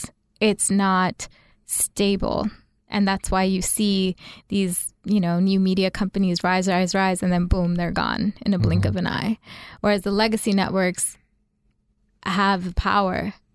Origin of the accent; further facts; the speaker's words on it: Saudi Arabia; born there; also born or lived in Bangladesh / Utah / Los Angeles; I grew up in some very interesting places. I was born in Saudi Arabia, then moved to Bangladesh after I lived there for a few years. And then after Bangladesh, I moved to Utah. And then after Utah, I moved to Los Angeles.